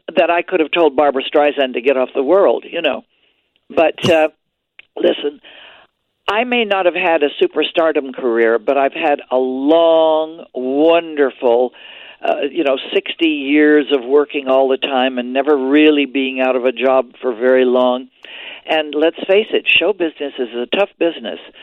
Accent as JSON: {"language": "English", "region": "Quebec", "country": "Canada", "tie": "born or raised there", "moved": "yes", "said": "we're both Canadian born He's from Ontario, I'm from Quebec"}